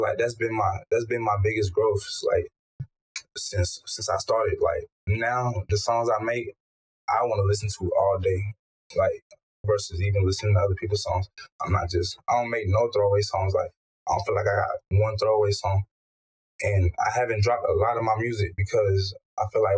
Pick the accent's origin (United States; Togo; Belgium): Togo; moved away; my country. I was born in Togo